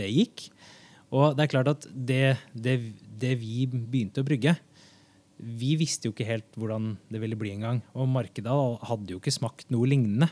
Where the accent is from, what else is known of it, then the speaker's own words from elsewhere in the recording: Oslo, Norway; jeg kommer fra Haugerud i Oslo, og ja, det var vel en av de, de første som hadde liksom, mer enn en fem utlendinger i klassen